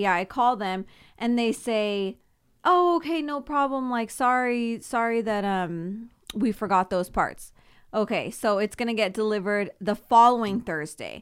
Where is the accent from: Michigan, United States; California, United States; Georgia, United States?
California, United States; Simi Valley; also born or lived in Thousand Oaks / Oxnard; I moved once from Thousand Oaks to Simi Valley